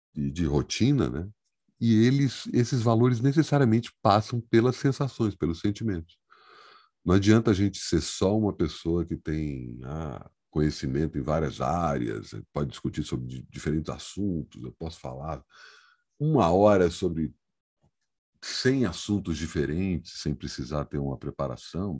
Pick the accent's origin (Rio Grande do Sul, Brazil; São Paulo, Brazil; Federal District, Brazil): Federal District, Brazil; Brasília; eu sou brasiliense, eu não tenho alternativa a não ser brasiliense, né? Eu nasci em Brasília